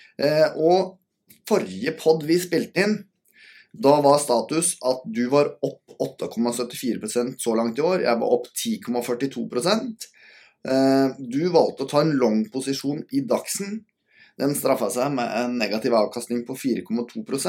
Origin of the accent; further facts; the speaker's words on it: Norway; som min fornuftige nordmann som er